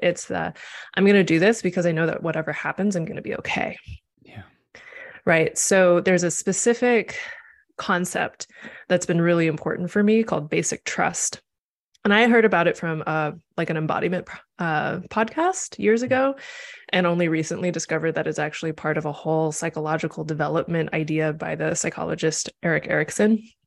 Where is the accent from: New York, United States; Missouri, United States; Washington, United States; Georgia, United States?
Missouri, United States; moved away as an adult; also born or lived in Nebraska / Chicago, Illinois; now in Los Angeles, United States; I was born in Nebraska and I finished being a kid in Missouri. And then I went to college in Chicago and stayed there for a decade